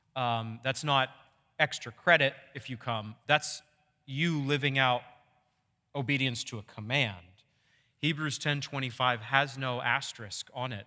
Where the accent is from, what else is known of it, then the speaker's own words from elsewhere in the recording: Maine, United States; when I was growing up in Maine